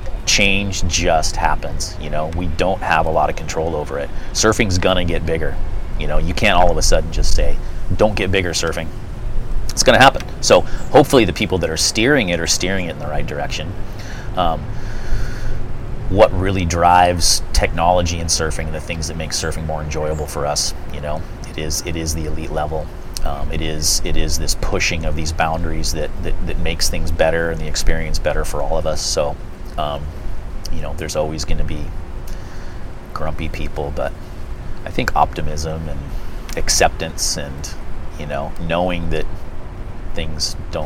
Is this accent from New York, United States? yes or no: no; Santa Cruz, California, United States; I grew up in Santa Cruz and it was paradise as a kid. I grew up in Pleasure Point.